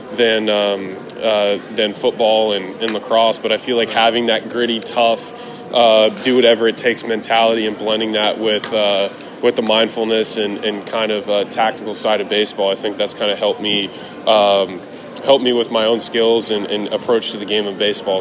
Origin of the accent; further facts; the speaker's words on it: Tampa, Florida, United States; I was really lucky to grow up uh, and watch those, uh, those uh, kind of iconic, I mean, iconic football players in Tampa